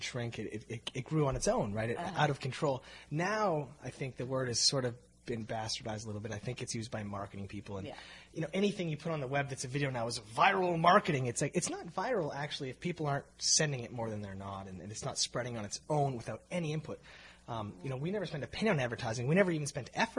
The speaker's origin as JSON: {"language": "English", "town": "Calgary", "region": "Alberta", "country": "Canada", "tie": "born or raised there", "moved": "as an adult", "lives_now": "Toronto, Canada", "said": "we're from Calgary. You have to understand. Growing up in Calgary"}